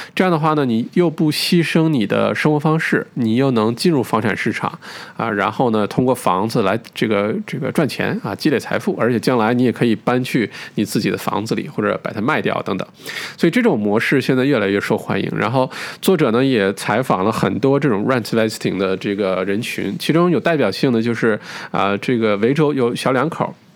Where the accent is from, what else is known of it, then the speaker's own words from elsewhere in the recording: China; 我们中国人的文化